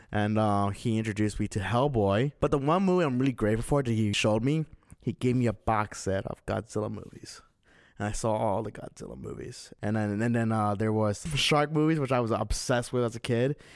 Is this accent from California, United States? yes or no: yes; Azusa, California, United States; moved away; 'cause I used to live in Azusa, and there was always this video store in my hometown